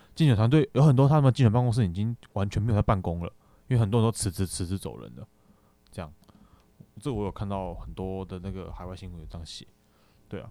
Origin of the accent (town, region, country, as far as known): Taiwan